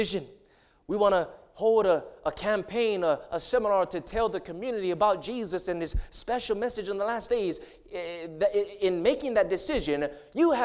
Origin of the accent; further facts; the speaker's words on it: Hawaii, United States; moved away; I grew up in Hawaii. That's where I'm from